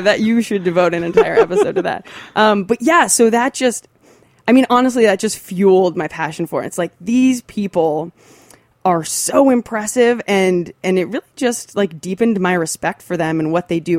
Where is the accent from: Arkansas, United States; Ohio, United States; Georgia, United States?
Ohio, United States; Athens; I'm from Athens, Ohio. It's a small, little college town.